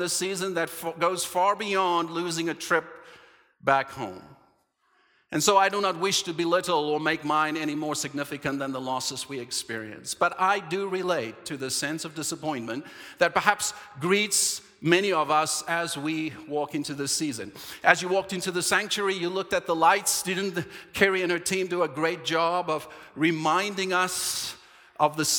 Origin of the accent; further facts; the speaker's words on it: Cape Town, Western Cape, South Africa; moved away; We're going home to the promised land, to Cape Town, South Africa